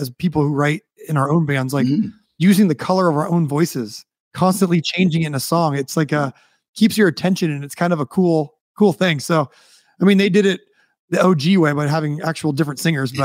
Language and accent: English; United States; especially being American